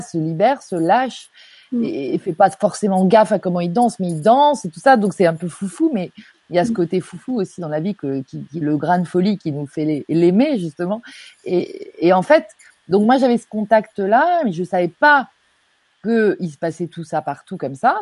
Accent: Normandy, France; je suis normande

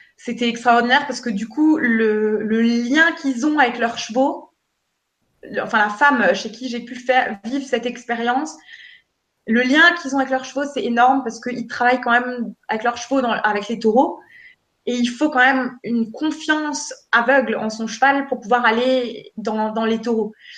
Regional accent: Alsace, Grand Est, France; chez nous, en Alsace

